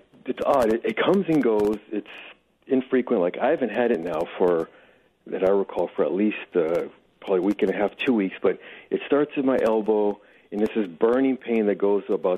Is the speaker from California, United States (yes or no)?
yes; Los Angeles, California, United States; I grew up in Venice Marina and actually went to St. Bernard High School in Playa del Rey